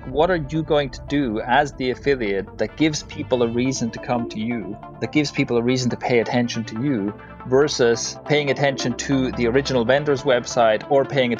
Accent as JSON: {"language": "English", "country": "Switzerland", "tie": "born or raised there", "said": "So I grew up in Switzerland, but I have parents of Irish heritage on the one side and Italian heritage on the other side, so quite a mixed bag there."}